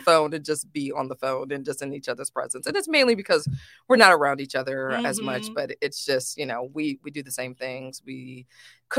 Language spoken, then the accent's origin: English; New York City, New York, United States; I grew up in the Lower East Side